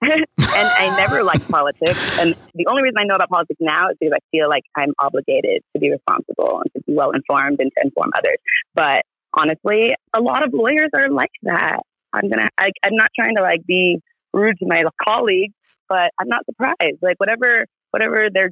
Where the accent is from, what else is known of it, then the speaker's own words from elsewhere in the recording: Santa Ana, California, United States; I was born a few miles away. I was born in Santa Ana